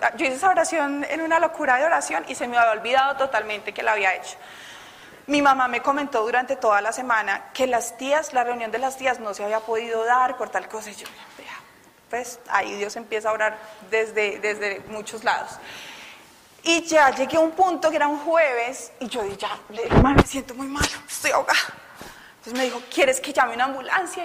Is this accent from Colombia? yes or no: yes; Bogotá, Colombia; todavía soy muy rola